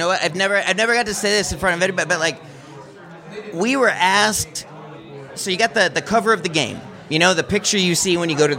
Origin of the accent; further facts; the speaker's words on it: Florida, United States; So we are friends from Florida.